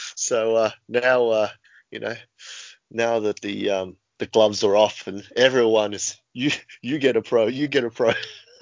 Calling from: Sydney, New South Wales, Australia; I'm calling in from my humble home in Marrickville, Sydney, Australia.

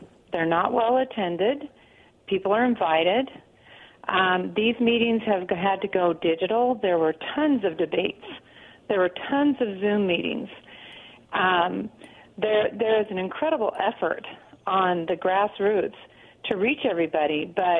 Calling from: Pasco, United States; Hey, this is … from Pasco.

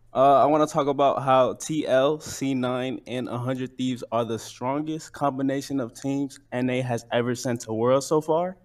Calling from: Chicago, Illinois, United States; I'm calling from Chicago

